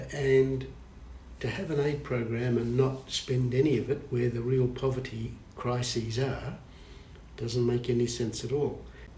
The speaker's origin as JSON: {"language": "English", "area": "West Coast of Australia", "region": "Western Australia", "country": "Australia", "tie": "born or raised there", "moved": "yes", "said": "I now live on the East Coast, but I grew up on the West Coast. I'm used to the sun going down in the ocean, not coming up over it, and it's the Indian Ocean."}